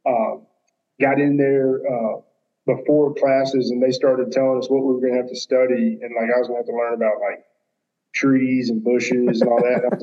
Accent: Reservoir community, Rankin County, near Jackson, Mississippi, United States; I grew up in the Reservoir community in Rankin County, just a suburb of Jackson

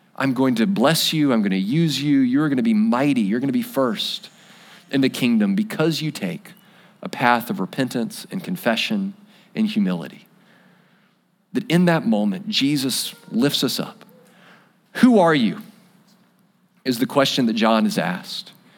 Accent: United States; We're American

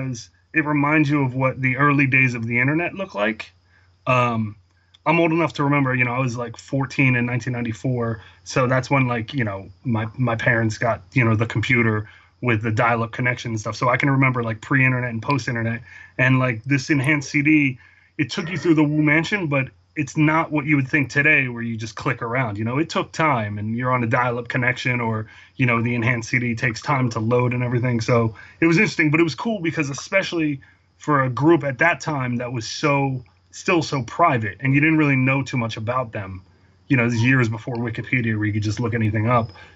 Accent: outside Philadelphia, Pennsylvania, United States; I grew up outside Philadelphia in the suburbs

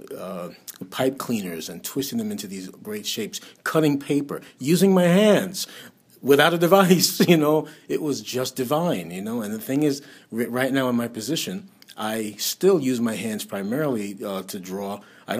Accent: New York City, New York, United States; I was raised in Brooklyn

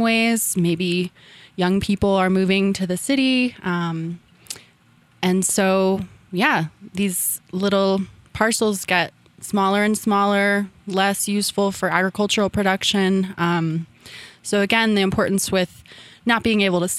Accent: San Cristobal, New Mexico, United States; also born or lived in Taos, New Mexico; I was born and raised in Taos and grew up most of my life in San Cristobal

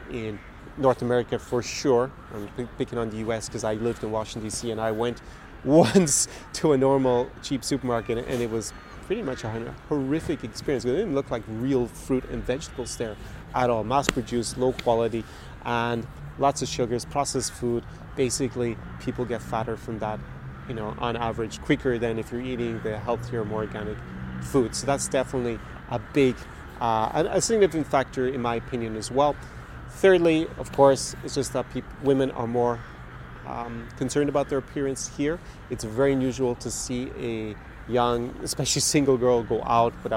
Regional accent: Galway, Connacht, Ireland; moved away as an adult; now in Eastern Europe; my hometown of Galway in Ireland

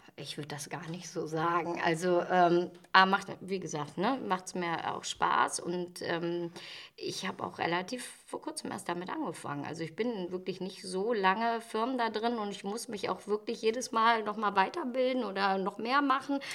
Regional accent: Ratingen, North Rhine-Westphalia, Germany; ich bin, bin ja gebürtige Ratingerin

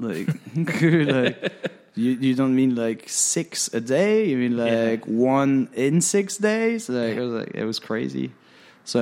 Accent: France; English is a second language; moved away as an adult; also born or lived in London; I was French

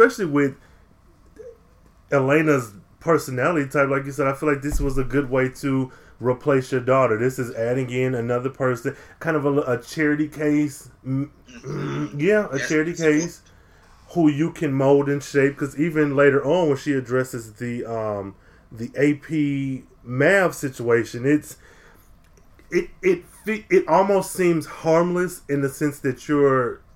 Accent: Midwest, United States; I'm from the Midwest and I've spent time in Ohio

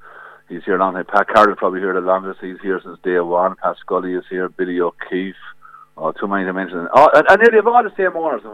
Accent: Kilkenny, Leinster, Ireland; I'm from James Stevens Hurling Club in Kilkenny

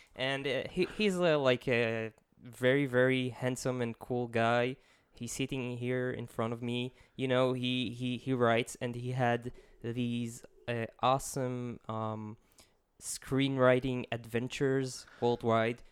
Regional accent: Israel; accent: Israeli; English is a second language; my horrible Israeli accent

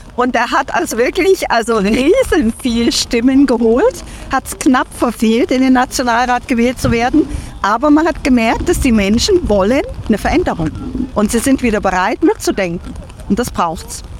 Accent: Thuringia, Germany; now in Switzerland; Ich lebe seit 24 Jahren in der Schweiz, bin gebürtig aus Thüringen

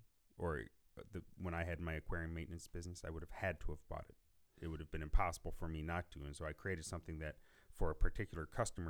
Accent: Northwest Ohio, United States; also born or lived in Columbus, Ohio; I grew up in Northwest Ohio. I moved to Columbus to go to Ohio State

